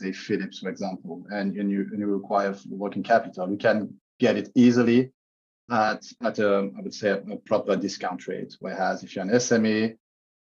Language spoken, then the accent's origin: English; Switzerland; moved away; also born or lived in London; I moved back to Switzerland, my home country.